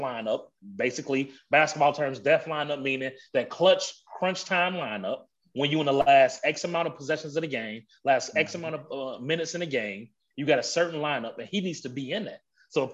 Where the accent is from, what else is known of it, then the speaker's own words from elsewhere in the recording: Chicago, Illinois, United States; I'm from Chicago.